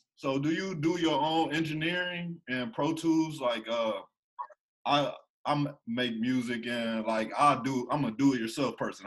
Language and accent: English; Ohio, United States; I'm from Ohio